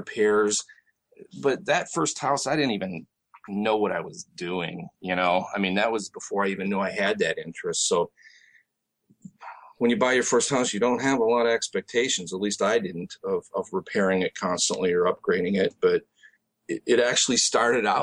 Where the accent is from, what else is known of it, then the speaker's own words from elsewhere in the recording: Michigan, United States; moved away as an adult; also born or lived in Tempe, Arizona; now in Arizona, United States; I'm originally from Michigan, actually. I grew up there and got into my early adult life there before I moved out here to Arizona.